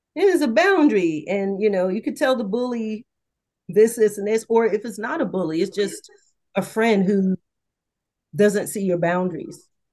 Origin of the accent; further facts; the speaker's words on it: the South, United States; I'm from the South